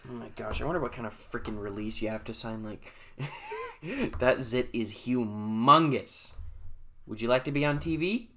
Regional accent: Salem, Monmouth, Oregon, United States; I was born in Salem and I came home and at that time my mom and dad lived at the Myers Towing Yard in Monmouth, Oregon.

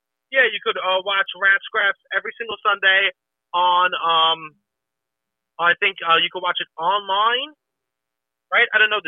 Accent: New York City, New York, United States; I'm from Staten Island, where the gym is a cultural phenomenon.

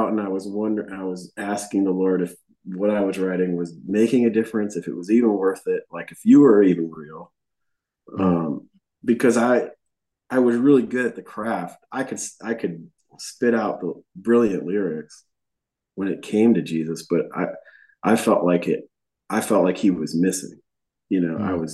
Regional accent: Buffalo, New York, United States; moved away as an adult; now in Nashville, United States; we grew up in Buffalo

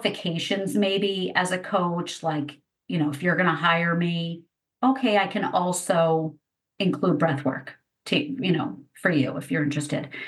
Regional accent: East Coast, United States; I grew up on the East Coast

